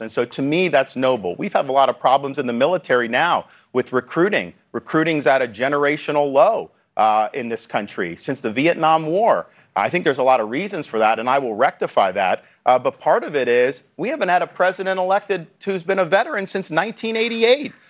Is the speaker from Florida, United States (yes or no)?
yes; Florida, United States; my home state of Florida